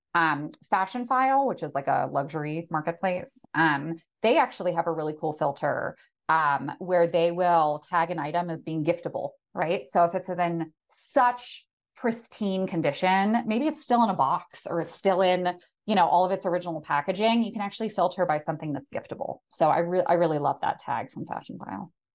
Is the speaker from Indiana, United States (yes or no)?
no; outside of Philadelphia, Pennsylvania, United States; I grew up outside of Philadelphia